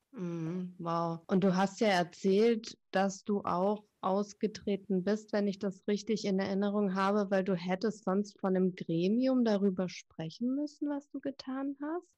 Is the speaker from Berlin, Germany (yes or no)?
no; Stuttgart, Baden-Württemberg, Germany; bei uns in, in Stuttgart, wo ich aufgewachsen bin